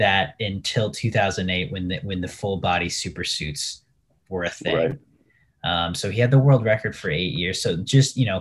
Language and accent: English; United States; I'm American